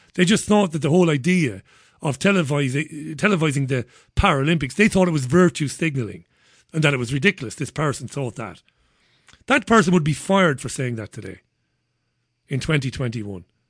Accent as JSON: {"language": "English", "town": "Waterford", "region": "Munster", "country": "Ireland", "moved": "yes", "lives_now": "United Kingdom", "said": "I'm from Waterford"}